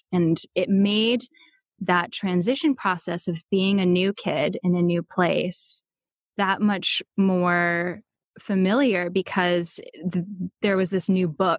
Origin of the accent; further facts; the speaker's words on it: Charlottesville, Virginia, United States; born there; So I was born in Charlottesville, Virginia. And my family moved around a few times as I was growing up because of my dad's work.